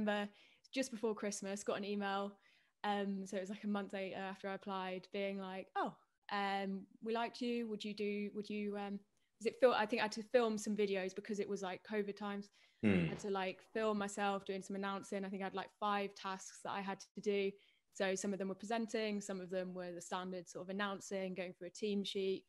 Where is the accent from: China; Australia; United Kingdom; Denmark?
United Kingdom; Peterborough, East of England; also born or lived in Cambridge; I grew up in Peterborough, and then moved down to Cambridge